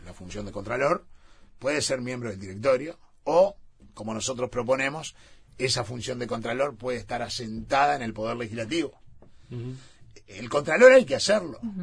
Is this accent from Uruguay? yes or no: yes; Uruguay; somos uruguayos